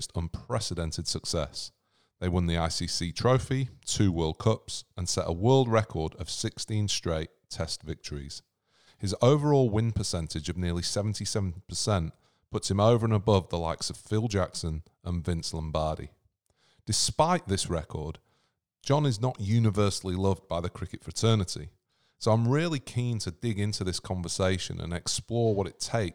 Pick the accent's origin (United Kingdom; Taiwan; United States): United Kingdom; England; being an Englishman for the most part of my adolescence